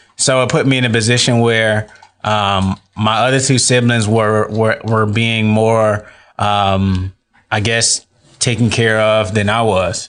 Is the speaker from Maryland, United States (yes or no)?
no; Atlanta, Georgia, United States; moved away as an adult; now in Tallahassee, United States; I was born and raised in Atlanta, Georgia. Um, I moved to Tallahassee in twenty fifteen